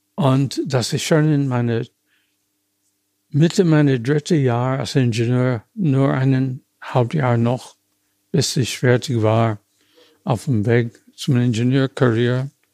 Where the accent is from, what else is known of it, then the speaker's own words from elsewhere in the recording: United States; German is a second language; moved away as an adult; now in Germany; ich komme aus den USA.